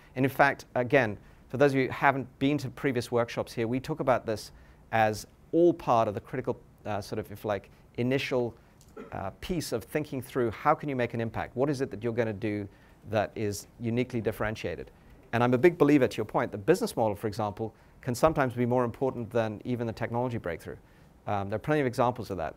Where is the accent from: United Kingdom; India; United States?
United Kingdom; England; moved away; I grew up in England